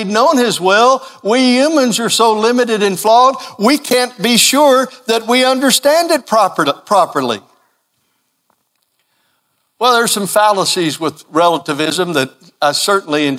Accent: Kentucky, United States; growing up in Kentucky

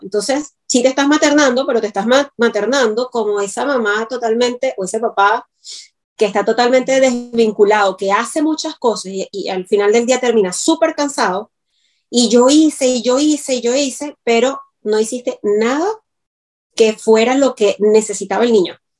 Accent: Venezuela; moved away; todas las cositas que los venezolanos entendemos

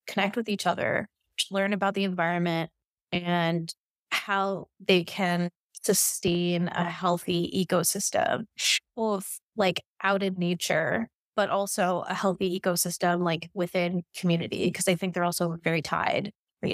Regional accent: New York City, New York, United States; also born or lived in Kansas City / Vietnam; now in Miami, United States; where I grew up in New York

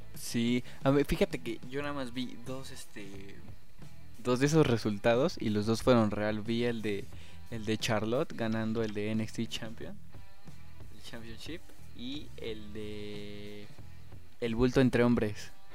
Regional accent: Mexico; como mexicano

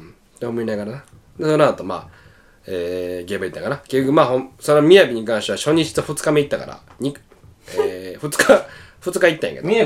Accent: Osaka, Japan; 大阪から来ましたみたいな

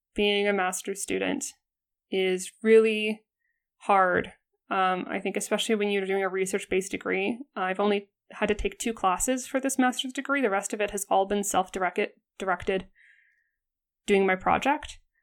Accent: Alberta, Canada; I'm from Alberta and, like, every Albertan

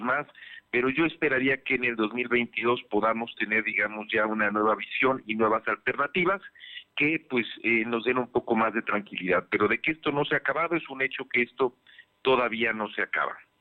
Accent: Puebla, Mexico; como poblanos, como mexicanos

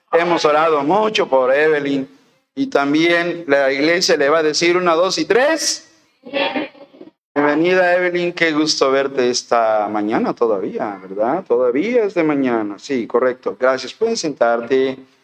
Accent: Veracruz, Mexico; moved away; en Álamo, Veracruz, en mi tierra

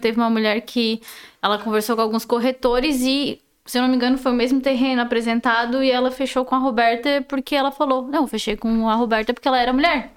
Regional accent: Sombrio, Santa Catarina, Brazil; also born or lived in Balneário Gaivota; Nasci, cresci em Sombrio, Balneário Gaivota

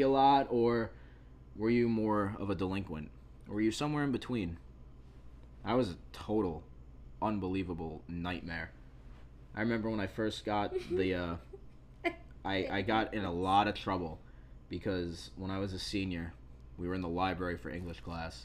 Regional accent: New York, United States; I was born in New York

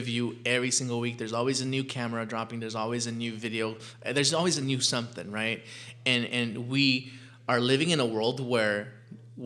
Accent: Los Angeles, California, United States; we grew up poor in South LA.

